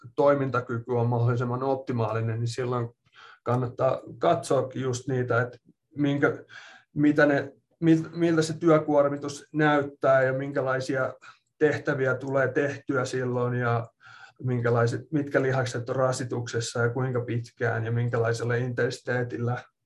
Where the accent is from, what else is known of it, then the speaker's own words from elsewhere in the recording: Espoo, Uusimaa, Finland; moved away as an adult; also born or lived in Loughborough, England / Minnesota, United States / Kentucky, United States / Ohio, United States; now in Utah, United States; olen Espoosta kotoisin ja tota, siellä asunut suurimman osan, tai no ei nyt ehkä voi enää sanoa, että suurimpaa osaa, mutta ainakin puolet elämästä on tullut asuttua Suomessa